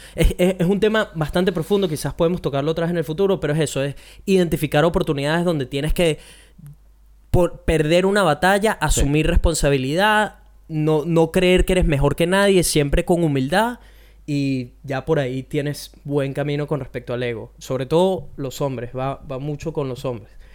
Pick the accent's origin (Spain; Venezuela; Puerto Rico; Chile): Venezuela; como un venezolano